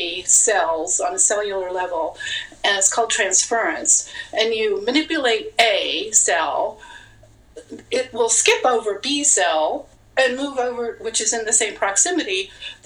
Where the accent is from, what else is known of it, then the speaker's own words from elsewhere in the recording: Las Vegas, Nevada, United States; I'm from Vegas